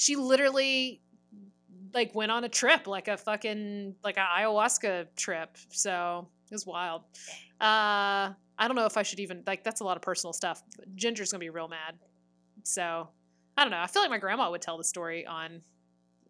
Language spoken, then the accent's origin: English; South Georgia, United States; moved away; my hometown and we'll do a live Cheaties down in South Georgia